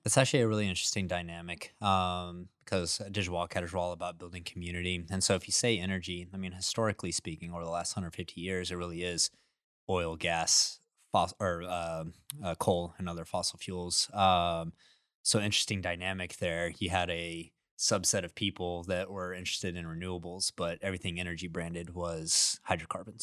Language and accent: English; Midland, Texas, United States; now in Katy, United States; I grew up in Midland, Texas